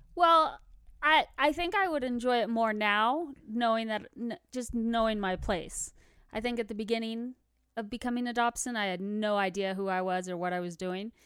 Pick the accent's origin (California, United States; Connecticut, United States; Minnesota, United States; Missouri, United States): California, United States; moved away as an adult; now in Colorado Springs, United States; I'm from California